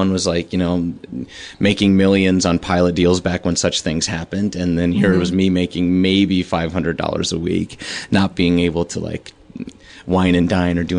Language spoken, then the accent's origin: English; Chicago, Illinois, United States; moved away; my idol growing up in Chicago through the comedy scene.